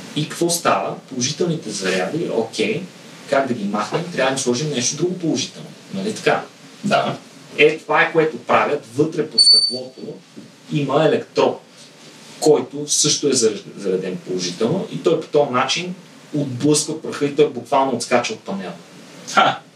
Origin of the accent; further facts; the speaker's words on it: Bulgaria; като българи